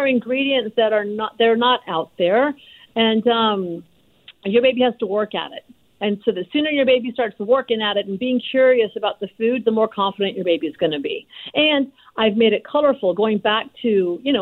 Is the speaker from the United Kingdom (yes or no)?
no; India; moved away; also born or lived in Lahore, Pakistan (ancestry); I was born in India, and my parents are Punjabi from Lahore